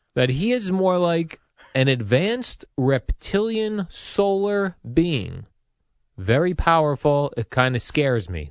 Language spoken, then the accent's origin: English; Colonia, New Jersey, United States; also born or lived in Basking Ridge, New Jersey; I grew up in Colonia and even in Basking Ridge